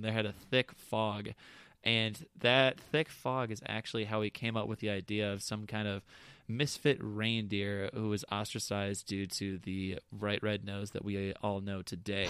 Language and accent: English; Wisconsin, United States; We're from Wisconsin